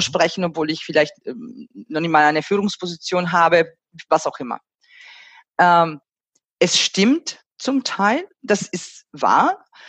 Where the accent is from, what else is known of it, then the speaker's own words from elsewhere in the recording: Italy; moved away; meine Heimatland als Beispiel nehmen, äh, Italien